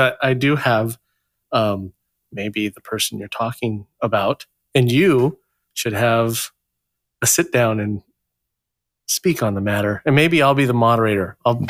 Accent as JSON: {"language": "English", "region": "California", "country": "United States", "said": "I'm from California."}